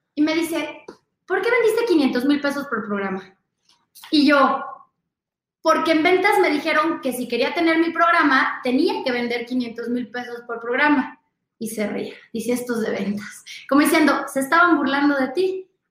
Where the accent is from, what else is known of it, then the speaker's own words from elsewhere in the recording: Mexico; soy de México